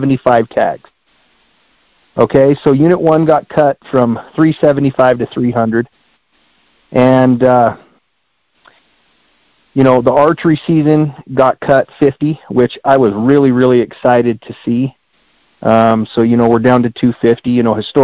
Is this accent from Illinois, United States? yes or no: no; Springerville, Arizona, United States; I grew up in Unit 1. I live right here in Springerville and Eager